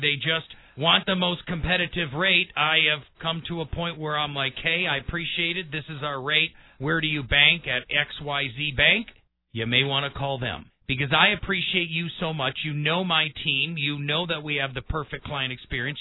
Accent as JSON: {"language": "English", "town": "Milwaukee", "region": "Wisconsin", "country": "United States", "tie": "born or raised there", "moved": "yes", "lives_now": "Colorado Springs, United States", "said": "I grew up in Milwaukee on the Great Lakes"}